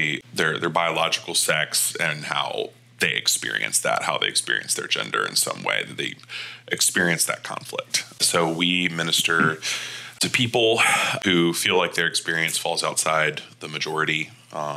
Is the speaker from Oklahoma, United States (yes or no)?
no; Panama City, Florida, United States; moved away as an adult; also born or lived in Birmingham, Alabama / Knoxville, Tennessee; now in St. Louis, United States; I grew up in Panama City, Florida